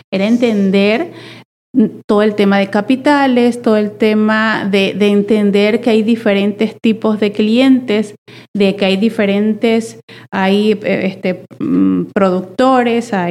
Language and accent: Spanish; Venezuela; born or raised there; moved away as an adult; now in Monterrey, Mexico